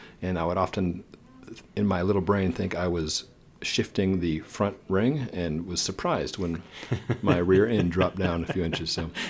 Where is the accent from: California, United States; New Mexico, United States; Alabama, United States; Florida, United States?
New Mexico, United States; I'm a kid from New Mexico where there's goat heads